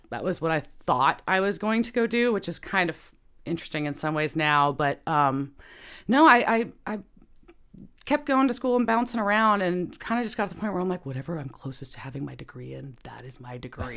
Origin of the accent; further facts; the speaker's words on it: Bedford, Texas, United States; also born or lived in Dallas, Texas; I grew up in Bedford. So I'm from the suburbs in the middle